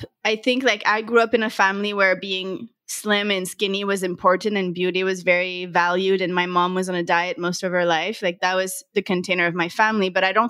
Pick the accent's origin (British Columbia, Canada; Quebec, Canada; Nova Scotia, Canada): Quebec, Canada; Montreal; I'm from Montreal, Canada.